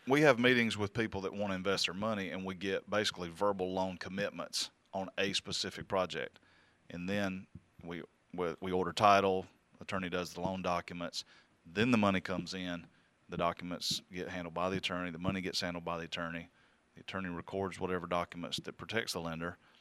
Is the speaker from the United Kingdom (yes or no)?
no; the South, United States; I'm from the South